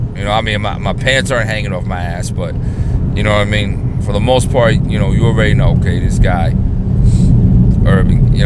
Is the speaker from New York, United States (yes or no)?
yes; New York City, New York, United States; I grew up in the hood. I grew up in New York City